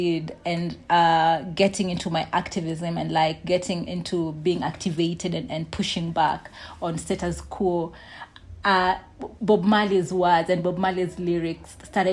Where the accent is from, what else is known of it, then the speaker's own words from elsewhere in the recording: Nairobi, Kenya; I grew up in Eastlands, Nairobi